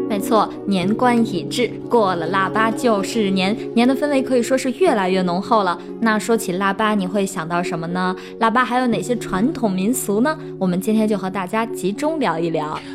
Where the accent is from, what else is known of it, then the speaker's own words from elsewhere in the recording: Shaanxi, China; 我们陕西人